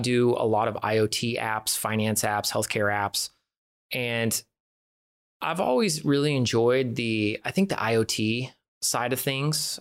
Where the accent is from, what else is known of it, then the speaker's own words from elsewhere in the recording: San Francisco Bay Area, California, United States; now in Phoenix, United States; I'm from the San Francisco Bay Area originally